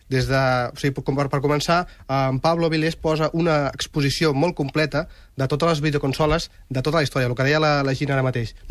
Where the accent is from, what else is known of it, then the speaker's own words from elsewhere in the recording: Catalonia, Spain; hi ha altra gent com eh, Blog Museum, que som també catalans